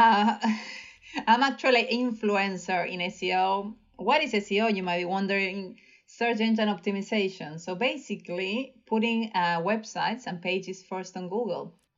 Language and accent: English; Alta Gracia, Córdoba, Argentina; now in London, United Kingdom; I'm originally from Argentina. I was born in a hospital in front of an ice cream shop in Alta Gracia